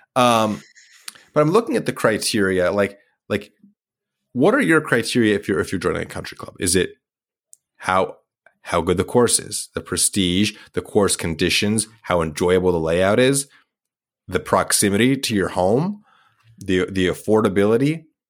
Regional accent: Idaho, United States; was born in Idaho

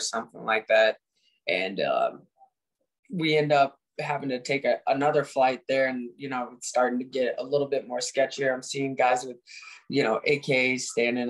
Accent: Indiana, United States; I come from Indiana

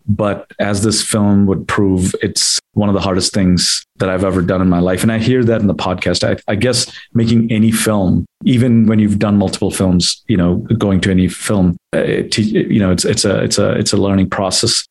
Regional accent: Chicago, Illinois, United States; I grew up mainly in Chicago

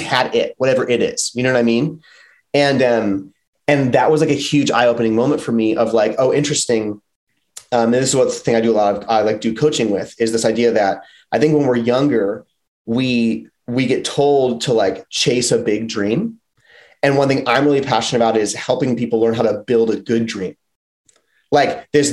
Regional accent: outside of Chicago, Illinois, United States; moved away as an adult; also born or lived in Philadelphia, Pennsylvania / Los Angeles, California; I grew up outside of Chicago, and then I moved to Philly after college. So I was like 23 when I got to Philly

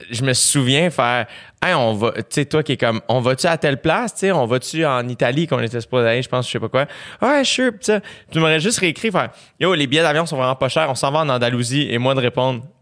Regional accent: Saint-Eustache, Quebec, Canada; Tout le monde, je viens de Saint-Eustache.

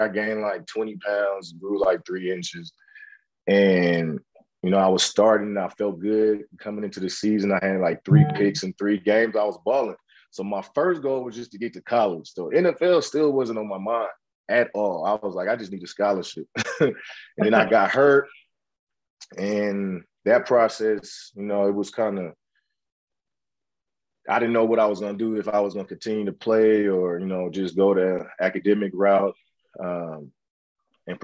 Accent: West Coast, United States; moved away; I'm from the West Coast

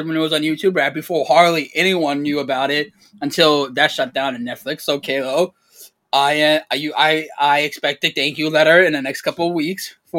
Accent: East Coast, United States; We're from the East Coast.

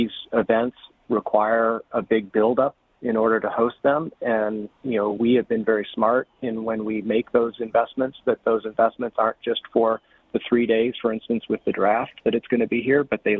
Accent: East Coast, United States; moved away as an adult; now in Detroit, United States; I actually did not grow up in Detroit. I grew up on the East Coast, came to Detroit later in my life

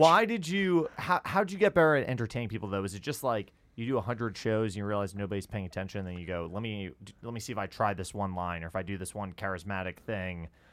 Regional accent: Westchester, New York, United States; I grew up just outside New York

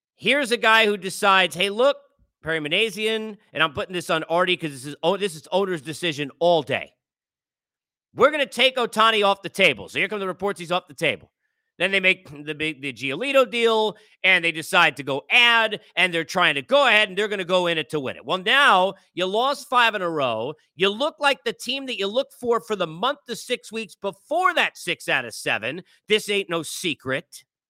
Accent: New York, United States; I grew up in New York

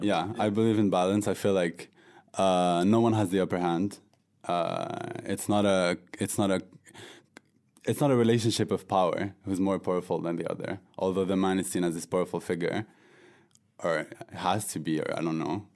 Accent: France; moved away as an adult; I was born and raised in France from a North African background

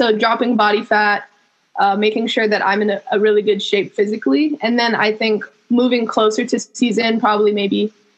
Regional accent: Hawaii, United States; moved away as an adult; also born or lived in Fresno, California / Berkeley, California; I am born and raised in Hawaii. I represent my islands.

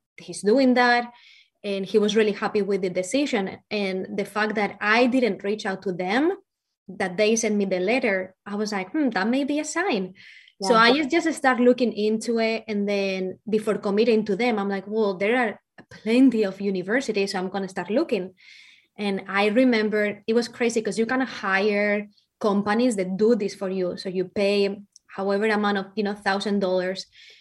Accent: Valencia, Valencian Community, Spain; first language Spanish; English is a second language; moved away as an adult; also born or lived in Ohio, United States; now in Kansas, United States; I have a really thick accent, and that is because I'm not from the U.S. So I am from Valencia, Spain, and I came to the U.S. when I was 18 years old

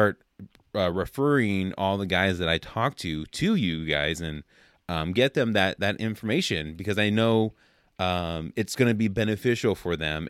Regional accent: Oakland, California, United States; I grew up in the Oakland area in California

